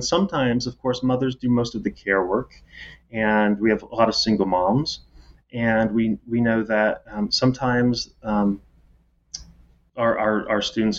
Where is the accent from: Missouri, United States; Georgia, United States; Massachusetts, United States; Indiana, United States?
Indiana, United States; As I said, I'm from Indiana. And, you know, you sort of can never leave home. I mean, I'm never going back to Indiana. The Hoosier State, which is maybe more south than the geography would imply.